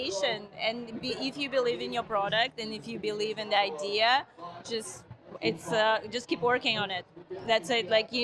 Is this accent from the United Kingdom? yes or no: no; Russia; moved away as an adult; now in United States; I'm from Russia originally. I moved here about 13 years ago.